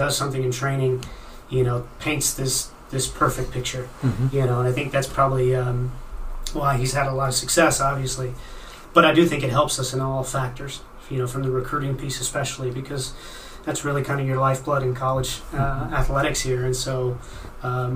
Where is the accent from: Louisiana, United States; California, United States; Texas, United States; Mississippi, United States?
Texas, United States; Dallas; also born or lived in Mexico / Denmark; now in Pittsburgh, United States; growing up in the Dallas area, it's a pretty Latin-heavy